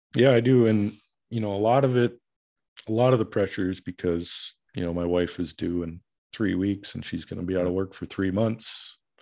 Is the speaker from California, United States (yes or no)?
no; Minneapolis, Minnesota, United States; moved away as an adult; growing up in the Minneapolis metro area